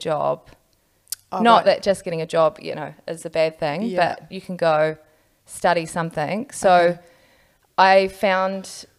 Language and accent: English; New Plymouth, Taranaki, New Zealand; also born or lived in Auckland; I grew up in New Plymouth.